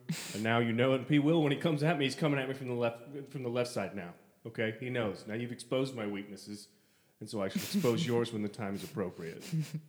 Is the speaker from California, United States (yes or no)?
no; Hebron, Indiana, United States; I'm from Hebron, Indiana, and that's the way we think, man.